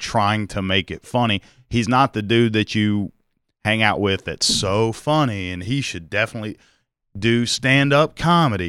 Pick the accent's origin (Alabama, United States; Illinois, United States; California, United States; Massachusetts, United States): Alabama, United States; Mobile; I grew up in Mobile